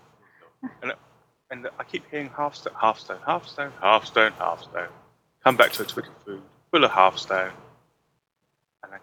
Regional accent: United Kingdom; being British

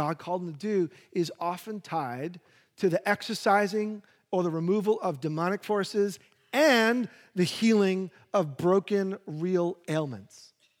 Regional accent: New York, United States; I, being a New Yorker and having no handy skills, I wanted grass. You know, like, I grew up, we had a little plot of grass, so I want a little plot of grass.

